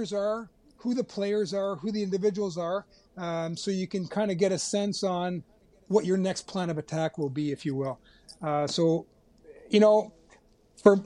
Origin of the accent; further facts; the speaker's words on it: Canada; being Canadian